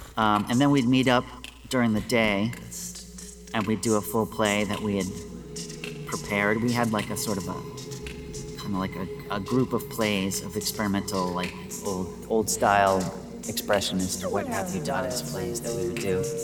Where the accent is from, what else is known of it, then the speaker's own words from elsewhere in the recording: United States; I'm an American.